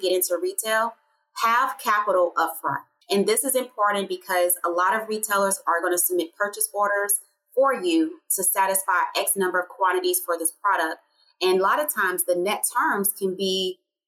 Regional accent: Little Rock, Arkansas, United States; now in Georgia, United States; growing up in Little Rock, Arkansas

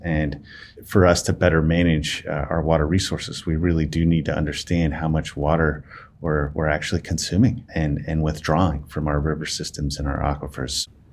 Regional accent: Las Vegas, Nevada, United States; also born or lived in Reno, Nevada; I was born and raised in Las Vegas, uh, Nevada

